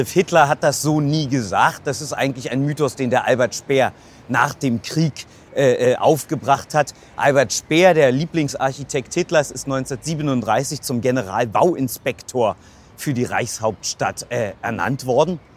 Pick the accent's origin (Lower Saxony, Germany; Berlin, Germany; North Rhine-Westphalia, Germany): Berlin, Germany; Ich bin auch gebürtiger Berliner, ja.